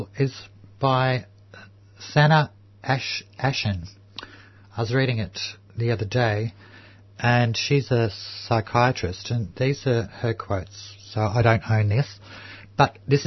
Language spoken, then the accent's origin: English; Melbourne, Victoria, Australia; I grew up in Housing Commission just up the road in Fitzroy here